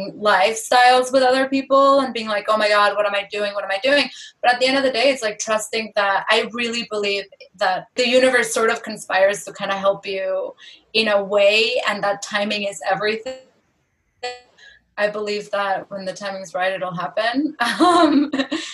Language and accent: English; Mexico; the house number that we grew up in Mexico